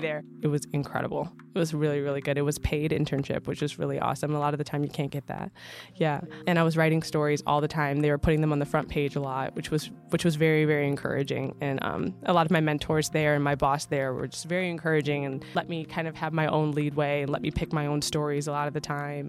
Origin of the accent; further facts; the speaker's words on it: Michigan, United States; moved away; I'm from Michigan, also feeling a little bit out of place there 'cause I'm not a Southern girl